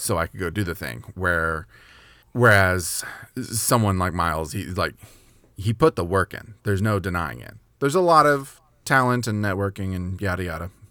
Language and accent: English; Kentucky, United States; I was born in Kentucky